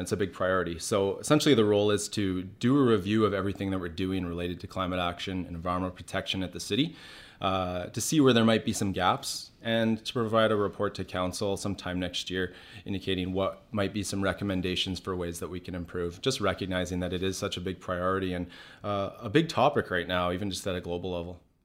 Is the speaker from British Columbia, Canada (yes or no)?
yes; West Kelowna, British Columbia, Canada; my friends who I grew up with in West Kelowna